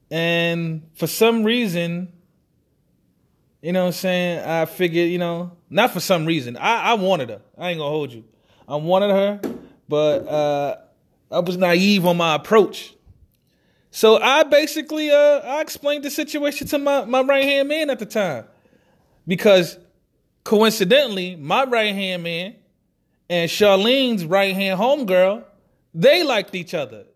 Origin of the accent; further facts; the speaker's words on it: New York City, New York, United States; I was raised in Marcy Projects, that style, Brooklyn, New York